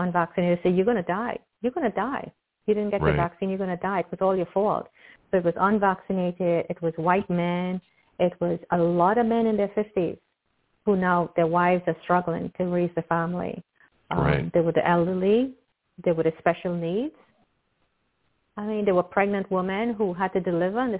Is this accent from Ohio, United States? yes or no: no; New York, United States; also born or lived in Locust Valley, New York; I'm from New York